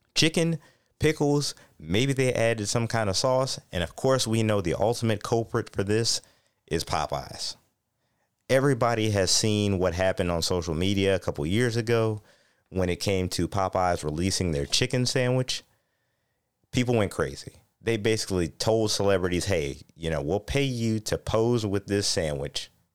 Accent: Ohio, United States; my hometown in Ohio

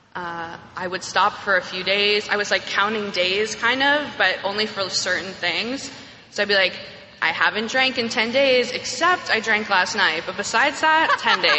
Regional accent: New York, United States; I'm from New York. I grew up on the upper, upper west side, as we call it

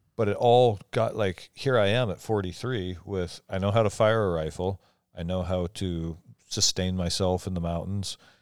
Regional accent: Eastern Washington, United States; I, I grew up on the East Side

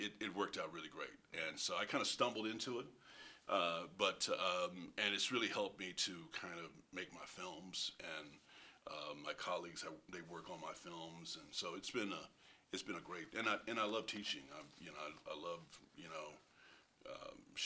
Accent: Kansas, United States; moved away; I didn't grow up in Lawrence, but I grew up in Kansas.

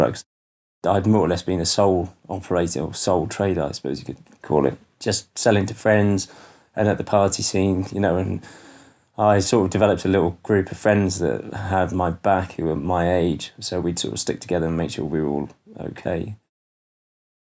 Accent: Stroud, South West England, United Kingdom; moved away as an adult; also born or lived in Cardiff; my hometown of Stroud

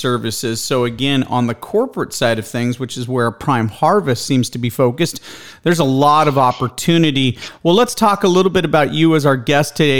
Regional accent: Escondido, California, United States; now in Austin, United States; you are in my hometown. I grew up right there below Ramona in Escondido, California. Was born at Palomar Hospital. I'm now located here in Austin

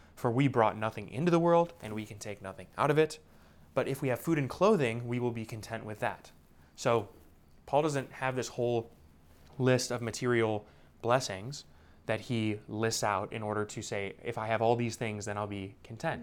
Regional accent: United States; now in Indianapolis, United States; American Christians

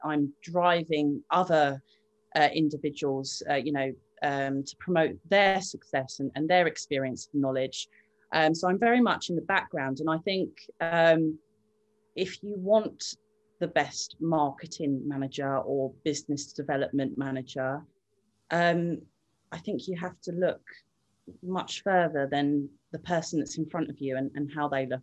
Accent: Littlehampton, South East England, United Kingdom; also born or lived in Brighton / Hove; originally, I grew up in Littlehampton. Um, I left there when I was 13 years old, came to Brighton when I was 14

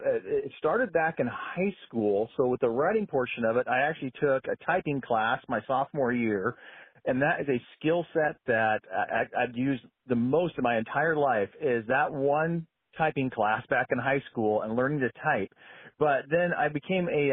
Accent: Chelan, Washington, United States; now in western Washington, United States; I grew up in Lake Chelan

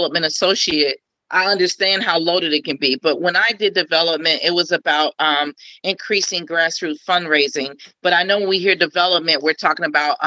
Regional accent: Cincinnati, Ohio, United States; I'm from Cincinnati. I'm from over the Rhine

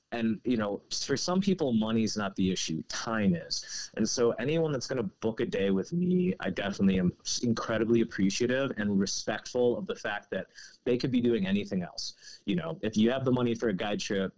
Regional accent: District of Columbia, United States; moved away as an adult; also born or lived in Montana / Seattle, Washington; now in New Mexico, United States; growing up outside of DC

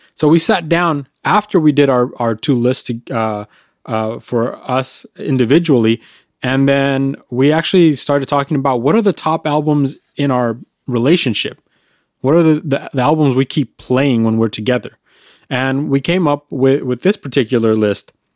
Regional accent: California, United States; we're from California

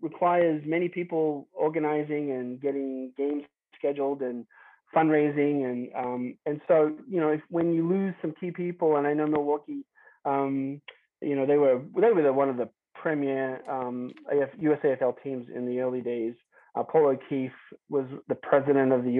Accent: Melbourne, Victoria, Australia; moved away as an adult; now in Minnesota, United States; I grew up in Melbourne, moved to the States in 1990, essentially, and then I was 21

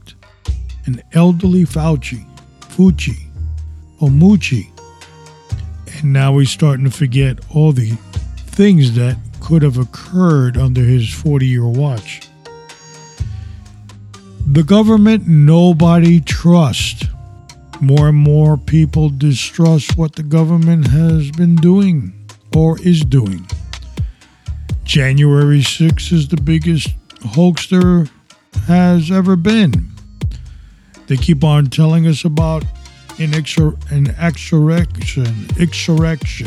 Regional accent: United States; also born or lived in Florida; we as American citizens

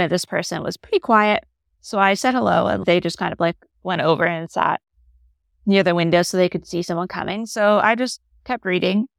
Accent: Canada; moved away; I'm Canadian.

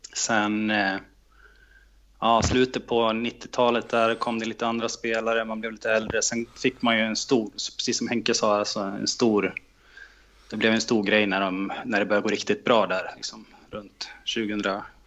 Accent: Gävle, Gävleborg County, Sweden; jag växte upp i Andersberg

